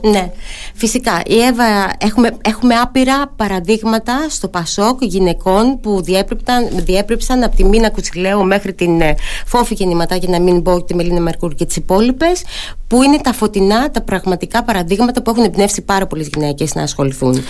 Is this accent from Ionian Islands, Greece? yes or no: no; Ano Chersonisos, Crete, Greece; στο χωριό μου στην Πάνω Χερσόνησο